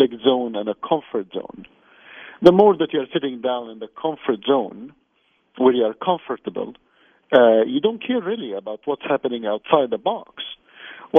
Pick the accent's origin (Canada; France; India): Canada; I'm Canadian, I live in Canada